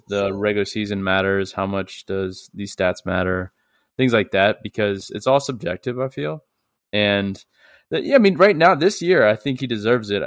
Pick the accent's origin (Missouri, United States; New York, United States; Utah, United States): Missouri, United States; St. Louis; I'm from St. Louis